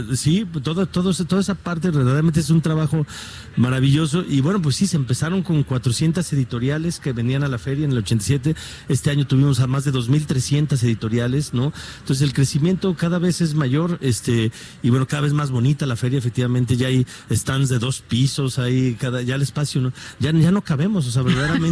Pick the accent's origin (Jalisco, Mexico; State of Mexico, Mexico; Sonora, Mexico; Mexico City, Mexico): Jalisco, Mexico; Guadalajara; como tapatío, como mexicano, como rector